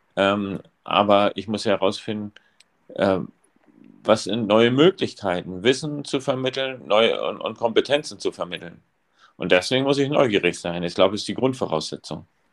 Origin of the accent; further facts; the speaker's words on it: East Germany, Germany; now in Rostock, Germany; ich komme aus der DDR. Und oder bin in der DDR sozialisiert worden